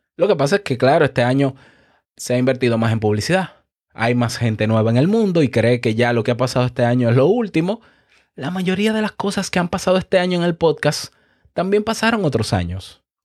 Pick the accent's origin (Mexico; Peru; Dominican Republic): Dominican Republic; En mi país, ni hablar, República Dominicana